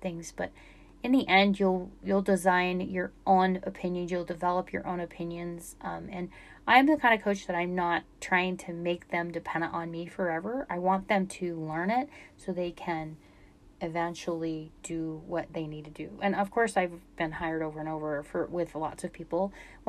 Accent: Utah, United States; I'm from Utah

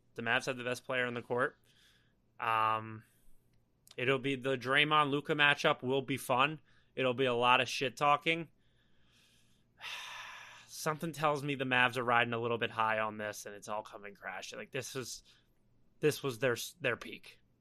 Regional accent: East Coast, United States; we grew up on the East Coast, Philadelphia, Baltimore

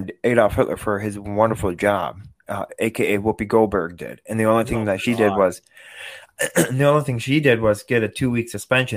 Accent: Wisconsin, United States; born or raised there

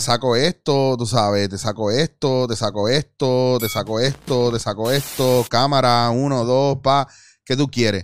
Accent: Puerto Rico; como puertorriqueños

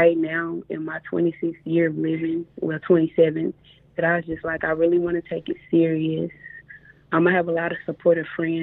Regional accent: Mississippi, United States; I'm a rapper from Mississippi

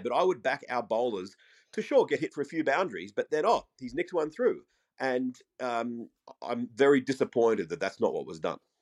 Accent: Australia; as an Australian

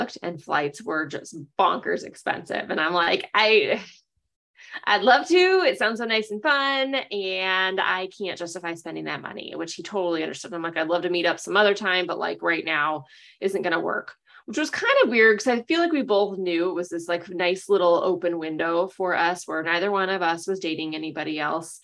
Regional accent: Chicago, Illinois, United States; People were like, oh, where are you from? And I'd say Chicago

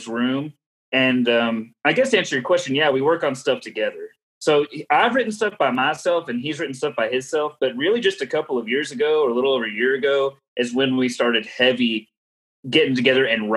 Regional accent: Lubbock, Texas, United States; we're from Lubbock, Texas. We're from this Cap Rock area

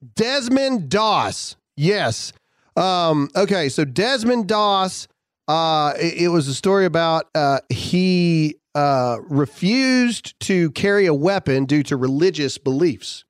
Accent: Mississippi, United States; it's my home state

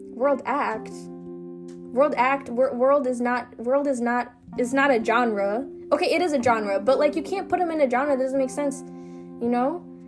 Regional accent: United States; also born or lived in Kenya; I grew up in the US

